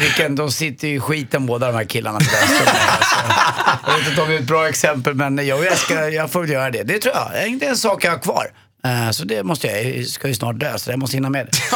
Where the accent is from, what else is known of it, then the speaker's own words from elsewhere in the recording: Sweden; man är som svensk